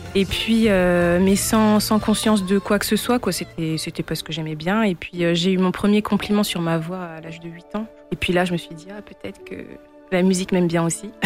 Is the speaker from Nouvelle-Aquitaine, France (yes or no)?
no; Reims, Grand Est, France; also born or lived in Benin / Togo; Je suis née euh, à Reims. J'ai fait mes études à Reims et puis je vis à Reims